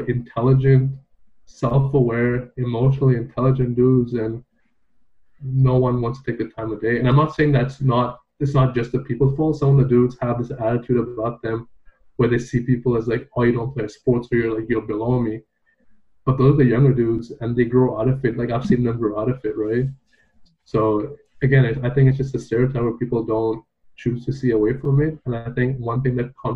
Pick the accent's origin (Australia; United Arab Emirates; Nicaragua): United Arab Emirates; Dubai; moved away as an adult; now in Canada; I grew up in Dubai